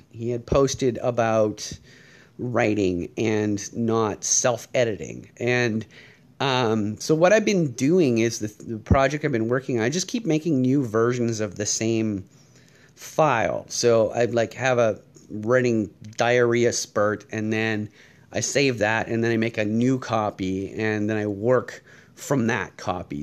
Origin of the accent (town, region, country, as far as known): Canada